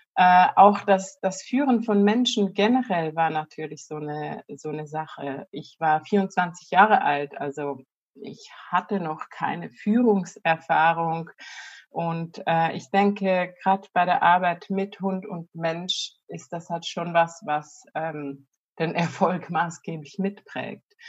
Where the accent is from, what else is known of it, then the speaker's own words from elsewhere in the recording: Switzerland; moved away; also born or lived in near Zurich, Switzerland; ich komme ursprünglich aus der Bergwelt der Schweiz